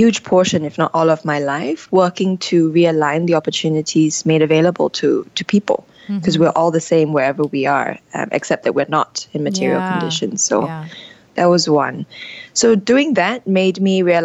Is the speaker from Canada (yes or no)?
no; Singapore; moved away as an adult; Growing up in Singapore, which is this little red dot, a tiny island in Asia